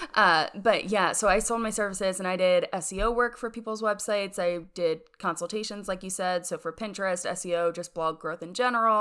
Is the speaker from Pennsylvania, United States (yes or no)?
yes; York, Pennsylvania, United States; moved away as an adult; also born or lived in Rochester, New York; now in Birmingham, Alabama, United States; born in York, Pennsylvania, and that's where I lived up until college